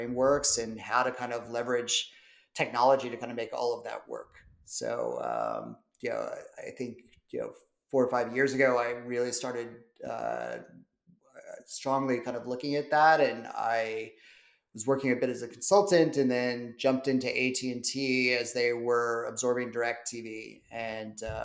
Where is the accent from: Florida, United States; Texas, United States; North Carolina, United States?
North Carolina, United States; moved away as an adult; also born or lived in Atlanta; now in Los Angeles, United States; I'm actually from the South, from North Carolina